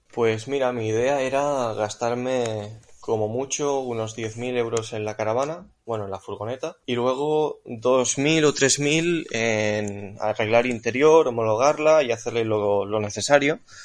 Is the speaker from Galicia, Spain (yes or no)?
no; Catalonia, Spain; Pues yo soy de Cataluña.